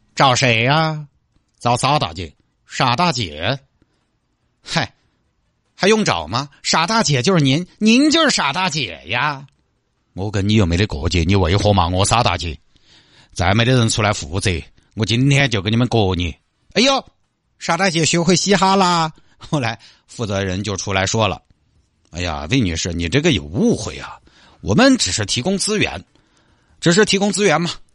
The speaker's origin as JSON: {"language": "Chinese", "region": "Sichuan", "country": "China", "accent": "Sichuanese", "first_language": "Sichuanese", "said": "从小说，四川话长大的"}